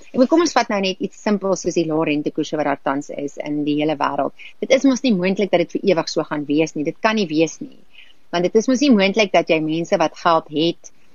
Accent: South Africa; ons as Suid-Afrikaners

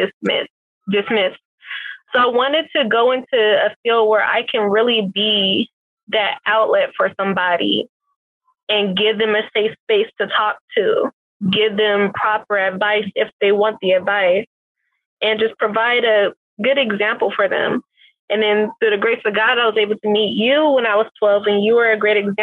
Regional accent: Richmond, California, United States; I was commuting from Richmond to San Leandro at one point to go to school

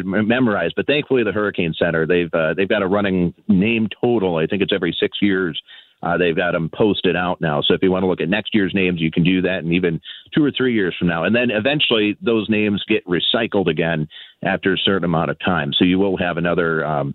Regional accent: Minnesota, United States; I was born and raised in Minnesota

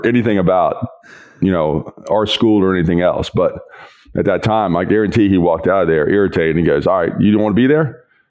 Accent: West Virginia, United States; born there; West Virginia.

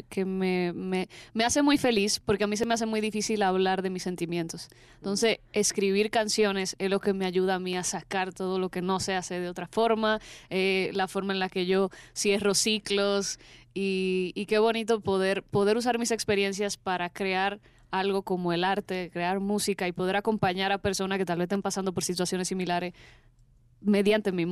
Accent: Dominican Republic; yo primero soy de República Dominicana, que siempre me preguntan mm, el acento como que no mucha gente lo reconoce.

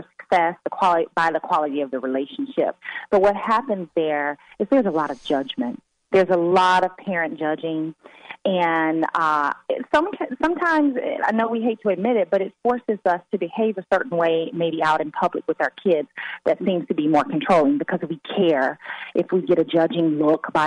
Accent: the South, United States; I'm from the South

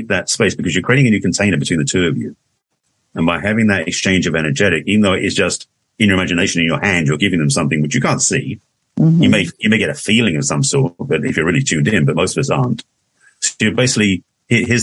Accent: England, United Kingdom; accent: English; moved away as an adult; now in United States; I moved to America in 81 from England. For those who don't know, that's an English accent I express

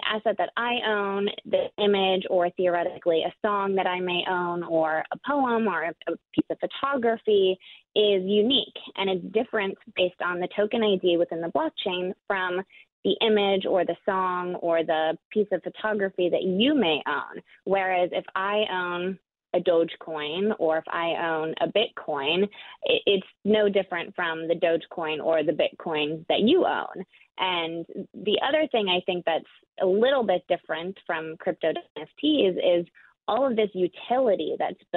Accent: a suburb of Milwaukee, Wisconsin, United States; also born or lived in San Francisco Bay Area; now in San Francisco, United States; I grew up in Wisconsin, and I am right just a hop and a skip away is where I had my childhood from

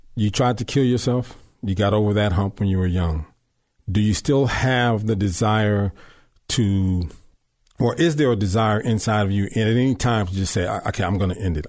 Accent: Long Beach, California, United States; I grew up in Long Beach

